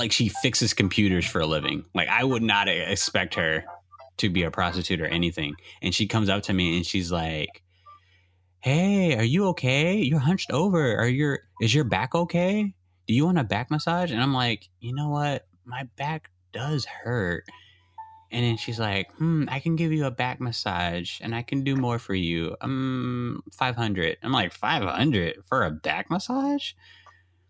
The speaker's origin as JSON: {"language": "English", "country": "United States", "said": "I'm from America."}